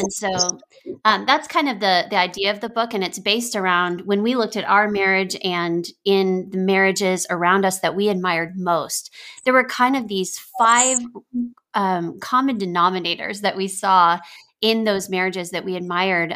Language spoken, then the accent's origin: English; Texas, United States; moved away as an adult; now in Nashville, United States; I grew up in Texas